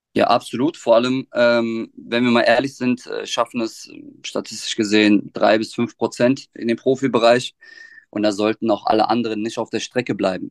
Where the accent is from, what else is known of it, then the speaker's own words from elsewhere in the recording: Offenbach am Main, Hesse, Germany; ich bin gebürtiger Offenmacher, ähm, habe auch meine schulische Laufbahn in Offenbach durchlaufen